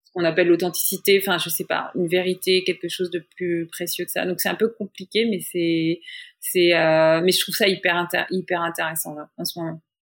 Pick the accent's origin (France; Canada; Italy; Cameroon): France; moved away as an adult; now in New York, United States; l'expérience d'ici en fait de New York en tant que française